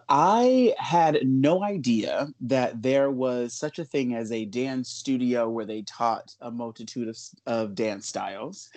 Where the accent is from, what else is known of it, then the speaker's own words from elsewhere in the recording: Los Angeles, California, United States; I grew up in Los Angeles